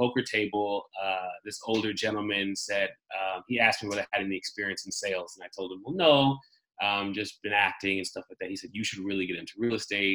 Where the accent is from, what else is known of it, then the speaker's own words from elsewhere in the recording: Midwest, United States; first language German; English is a second language; moved away as an adult; also born or lived in Nuremberg, Germany / Milwaukee, Wisconsin / St. Louis, Missouri / New York; I was raised in the Midwest by a mixture of my mother and grandparents. So Milwaukee, then St. Louis.